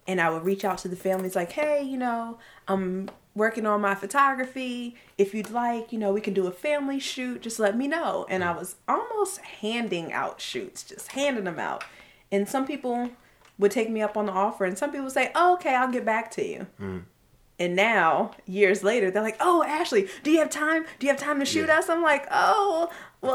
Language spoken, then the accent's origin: English; Maryland, United States